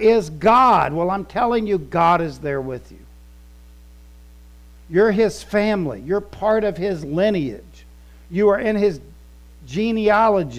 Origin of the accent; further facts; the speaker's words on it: Florida, United States; also born or lived in Columbus, Ohio / West Virginia (family) / Scotland (ancestry); I claim from, I'm Ohio, because I was born in Columbus. Then moved to Florida when I was little, 5 years old.